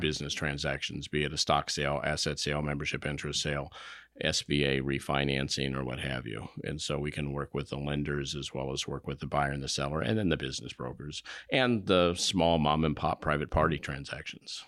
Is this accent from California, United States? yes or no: yes; Indio, California, United States; also born or lived in Evansville, Indiana; I grew up in Southern California. I was born in Evansville, Indiana, and then we moved out when I was very young